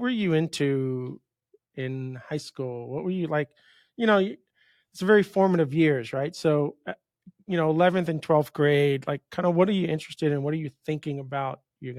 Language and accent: English; New York, United States; moved away as an adult; now in Miami, United States; I grew up in New York. I went to school up by, I call it South Canada now, up by the Canadian border. And I graduated and I said, I'm done. And I moved in 94.